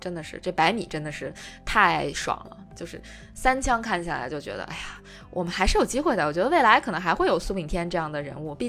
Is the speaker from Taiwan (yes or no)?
no; China; 真的是我们中国人都有机会站上这个，感觉是奥运会。